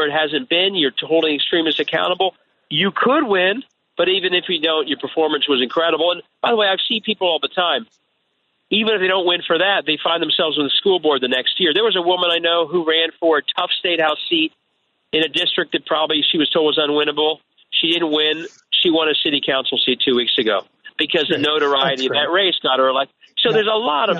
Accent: Cincinnati, Ohio, United States; I'm from Cincinnati

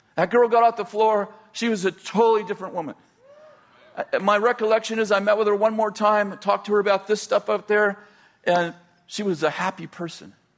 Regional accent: the Bay Area, California, United States; moved away as an adult; also born or lived in Weaverville, California; I was raised in the Bay Area at 20 years old, 22 years old. Yeah, 22 years old, we moved to Weaverville, so pretty isolated

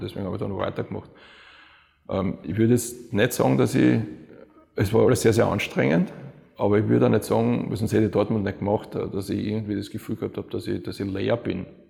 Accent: Vienna, Austria; moved away as an adult; also born or lived in Cologne; Wien ist halt, ja, das ist meine, meine Heimat, das ist meine Familie, das sind meine Freunde

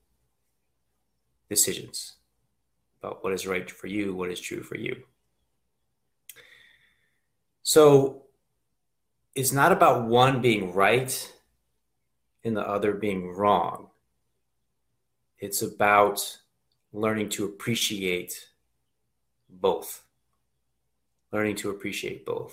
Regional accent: Reading, Pennsylvania, United States; I'm from Pennsylvania. I grew up outside of the Reading area

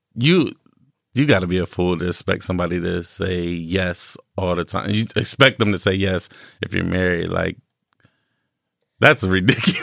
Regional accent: North Ohio, United States; I'm from North Ohio

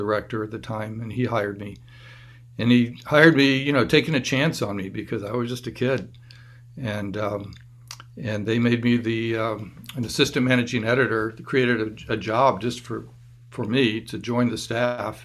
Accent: Tallahassee, Florida, United States; growing up in Tallahassee

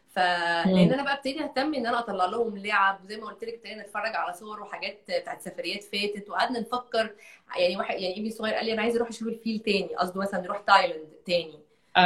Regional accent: Egypt; أنا بنت من مصر

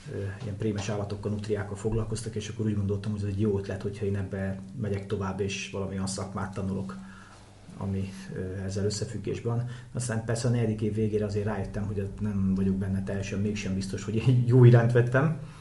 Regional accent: Hajmáskér, Veszprém County, Hungary; Én hajmáskéren nőttem föl egy faluba tyúkok, kacsák, disznók, tehenek, lovak

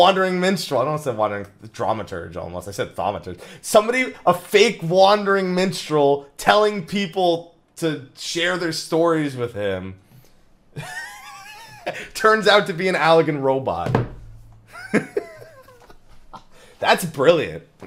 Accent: New Jersey, United States; I'm from Jersey.

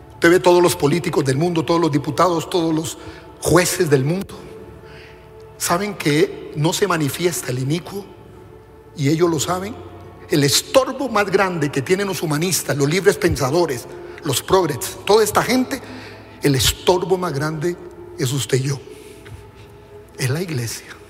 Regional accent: Costa Rica

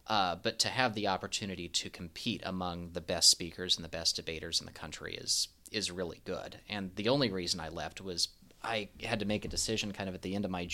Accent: Evansville, Indiana, United States; moved away as an adult; also born or lived in Colorado Springs; now in Lexington, United States; I'm from Evansville, Indiana, originally.

